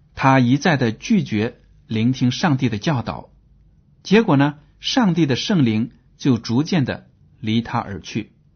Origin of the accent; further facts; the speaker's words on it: China; 我们中国人